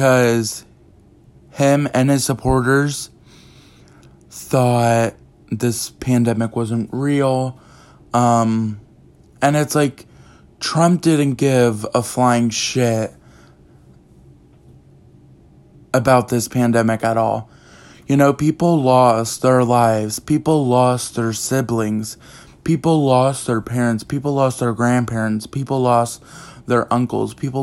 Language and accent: English; East Coast, United States; my hometown, my state, you know, the East Coast